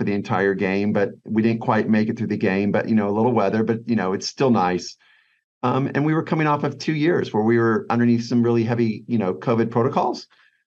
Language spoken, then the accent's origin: English; Midwest, United States; moved away; I grew up in the Midwest watching college football.